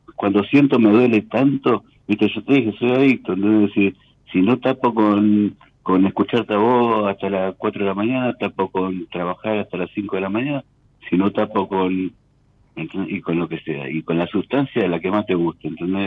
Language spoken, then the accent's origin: Spanish; Tigre, Buenos Aires Province, Argentina; De Tigre.